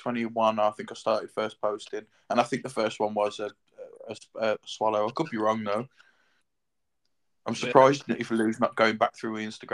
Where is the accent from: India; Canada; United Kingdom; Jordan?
United Kingdom; Birmingham, West Midlands; now in Worcester, United Kingdom; And I live in Worcester in the UK, originally from Birmingham.